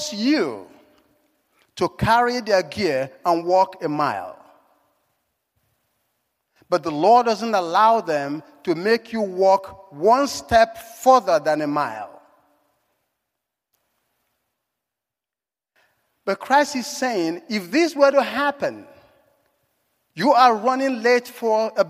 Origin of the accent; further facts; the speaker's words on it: Nigeria; moved away; If my accent hasn't given it away, I was born in Africa. In Nigeria